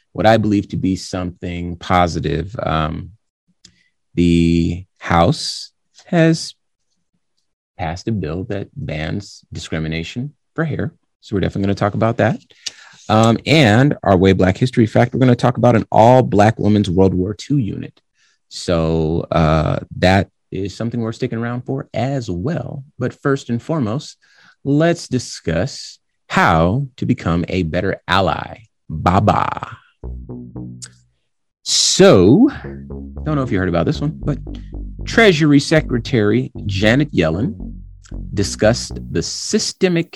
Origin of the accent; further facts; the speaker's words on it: Compton, California, United States; moved away; also born or lived in Arizona; I was born in California, Compton, California. In the 80s, 1982 is when I was born. And so I saw a lot of heavy stuff